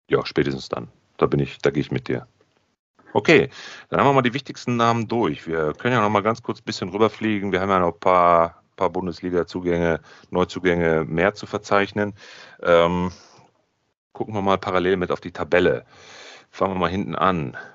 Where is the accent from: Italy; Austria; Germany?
Italy; Ich genau. bin Italiener, aber äh, macht nichts.